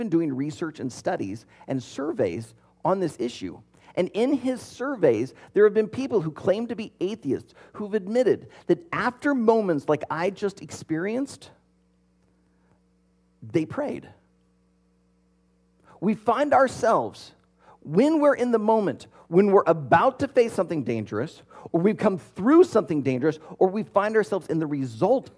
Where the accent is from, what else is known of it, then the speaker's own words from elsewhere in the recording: about an hour from Bellevue, Midwest, United States; my hometown was about an hour away from Bellevue, where my aunt and uncle lived